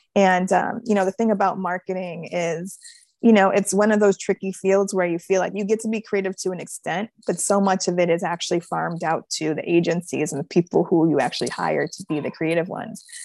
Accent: Buffalo, New York, United States; my hometown

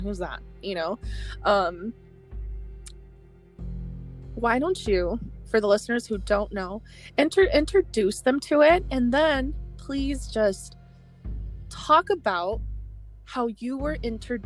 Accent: Arizona, United States; Arizona, where I live, my home state

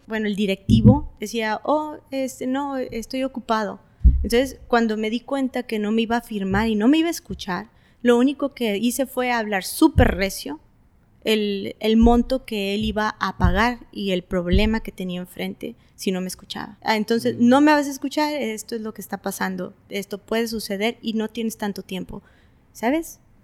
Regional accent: Tijuana, Baja California, Mexico; also born or lived in Tecate, Mexico; nací en Tecate. Sí, esa parte es donde yo nací en Tecate, pero estamos a 45 minutos y realmente tengo 20, más de 25 años viviendo en Tijuana. Yo me considero tijuanense.

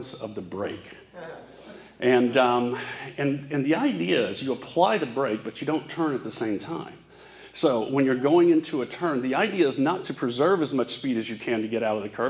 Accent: Fort Worth, Texas, United States; When I was born in the South, I'm from Fort Worth, Texas.

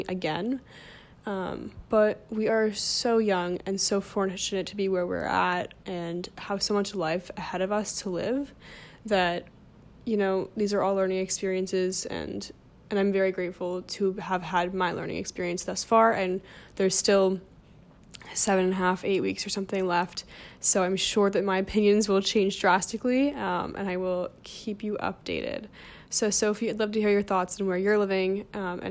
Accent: New Jersey, United States; moved away as an adult; also born or lived in Bloomington, Indiana; now in New York, United States; I grew up in New Jersey

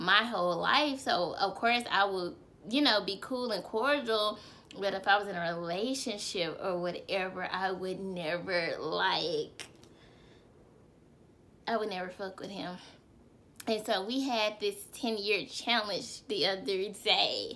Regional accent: Arkansas, United States; moved away; Y'all know I'm from Arkansas

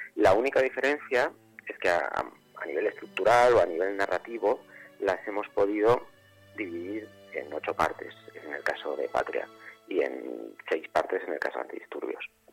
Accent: Soria, Castile and León, Spain; moved away; also born or lived in Madrid; Cuando yo me fui de Soria a vivir a Madrid

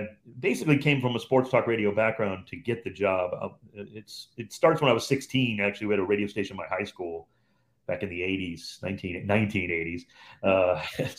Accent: Cleveland, Ohio, United States; moved away as an adult; also born or lived in Los Angeles; my hometown of Cleveland

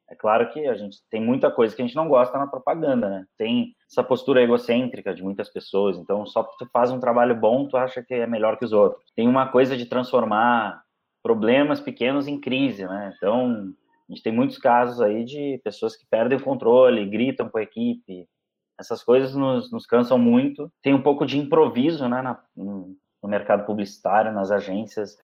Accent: Porto Alegre, Rio Grande do Sul, Brazil; now in São Paulo, Brazil; A gente chegou em São Paulo ao mesmo tempo, ele veio do Rio, eu vim de Porto Alegre.

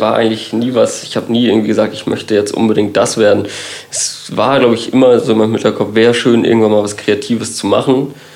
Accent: Kiel, Schleswig-Holstein, Germany; ich bin gebürtiger Kieler

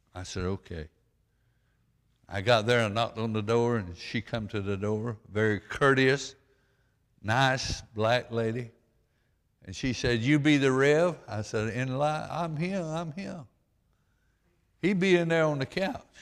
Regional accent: Stockton, Georgia, United States; as a poor boy, and growing up in Stockton, Georgia

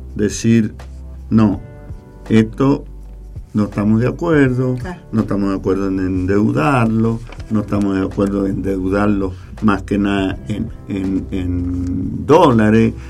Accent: San Carlos, Mendoza, Argentina; somos San Carlinos

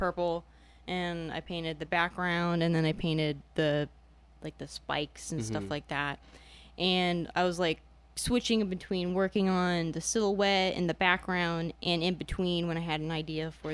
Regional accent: Spring Hill, Florida, United States; also born or lived in Indiana; I'm from Spring Hill, which is like an hour away from Tampa, but I was born in Indiana

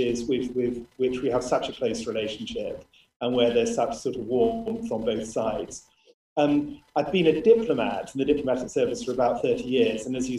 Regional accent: United Kingdom; moved away as an adult; now in Brunei

